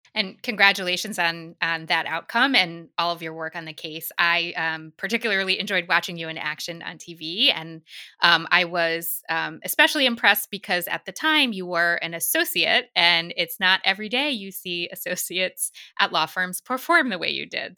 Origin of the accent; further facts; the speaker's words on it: New York City, New York, United States; As a New Yorker